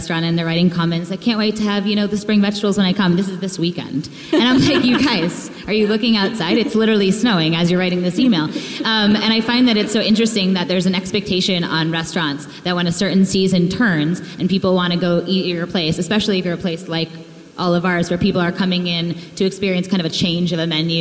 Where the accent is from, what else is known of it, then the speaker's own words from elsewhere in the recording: New England, United States; moved away; I grew up in New England. I'm a diehard New England East Coaster